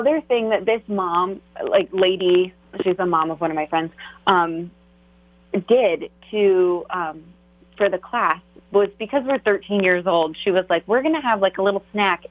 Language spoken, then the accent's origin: English; Maryland, United States; now in Alexandria, United States; I grew up in Maryland, in kind of the central rural part of Maryland